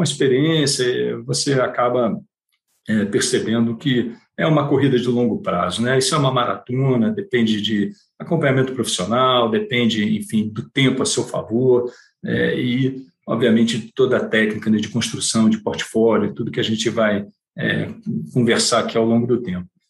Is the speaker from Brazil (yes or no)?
yes; Rio de Janeiro, Brazil; accent: carioca; moved away as an adult; now in São Paulo, Brazil; apesar de eu estar 30, há 30 anos em São Paulo, o sotaque ainda não, não acharam a cura para o sotaque carioca.